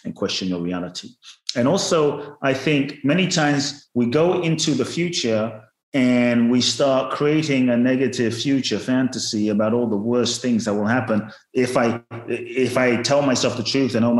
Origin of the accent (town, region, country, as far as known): London, United Kingdom; born or raised there; also born or lived in Ghana